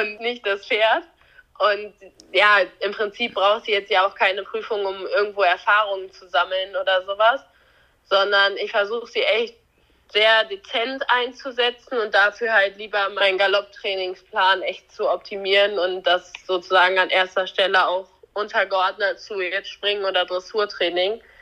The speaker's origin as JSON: {"language": "German", "region": "near the Dutch border", "country": "Germany", "tie": "born or raised there", "said": "Marsbergen liegt halt relativ nah ja an meinem Heimatort, würde ich mal so sagen. Also wir sind relativ dicht an der holländischen Grenze."}